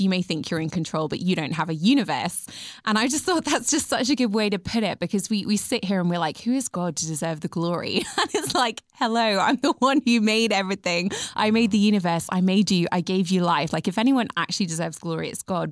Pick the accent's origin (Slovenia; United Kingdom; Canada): United Kingdom; England; I'm British, and in England, we kind of like to understate everything